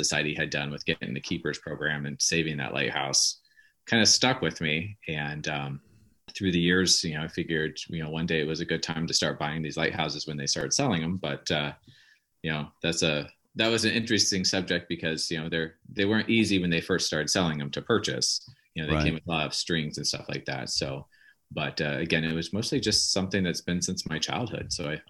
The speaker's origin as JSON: {"language": "English", "region": "West Coast", "country": "United States", "also_born_or_lived": "Portland, Oregon / Sequim, Washington", "said": "I'm originally from the West Coast. I kind of split time between Portland, Oregon and Squim, Washington."}